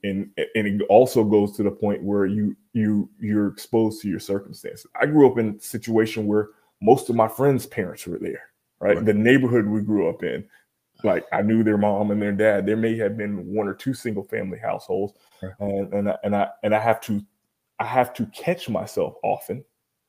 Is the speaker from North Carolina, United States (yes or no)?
no; Miami, Florida, United States; As a kid growing up in Miami, I was the only Black kid in an all-white Boy Scout troop